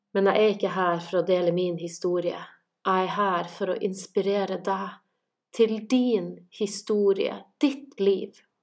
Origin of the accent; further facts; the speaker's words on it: Kjøllefjord, Finnmark, Norway; now in Santorini, Greece; Jeg er fra Kjøllefjord i Finnmark, bor i Santorini i Hellas